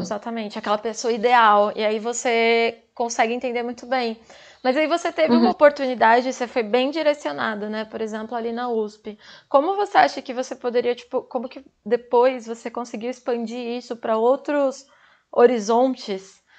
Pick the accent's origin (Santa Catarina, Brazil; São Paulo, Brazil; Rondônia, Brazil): São Paulo, Brazil; Eu sou de São Paulo